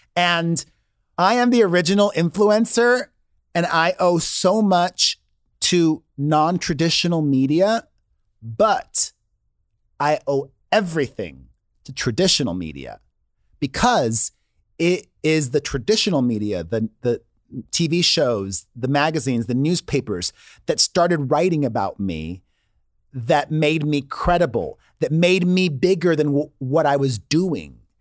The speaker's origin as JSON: {"language": "English", "town": "Miami", "region": "Florida", "country": "United States", "tie": "born or raised there", "moved": "yes", "said": "I grew up in Miami, which is a lot like Los Angeles, and you need a car"}